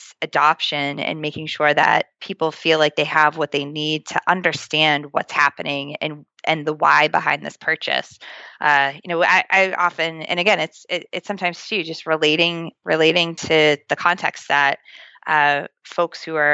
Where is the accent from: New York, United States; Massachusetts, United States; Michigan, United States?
Massachusetts, United States; Boston; accent: Boston; my Boston accent